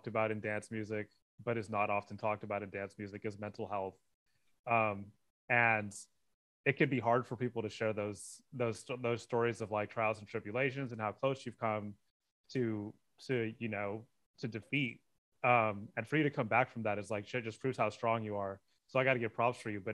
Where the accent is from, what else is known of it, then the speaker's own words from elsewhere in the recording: Northern California, United States; I grew up in Northern California